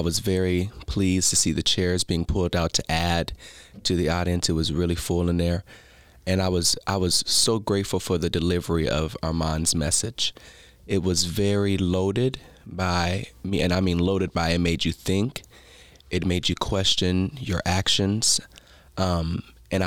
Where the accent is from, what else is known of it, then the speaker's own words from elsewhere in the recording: Las Vegas, Nevada, United States; I'm from Las Vegas, Nevada, the city